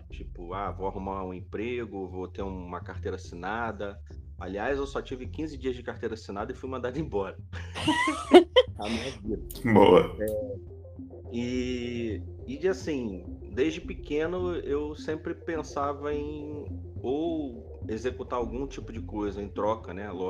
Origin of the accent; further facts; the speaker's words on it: Rio de Janeiro, Brazil; Eu sou carioca, já tô com meus 41 anos, trabalho no Rio desde sempre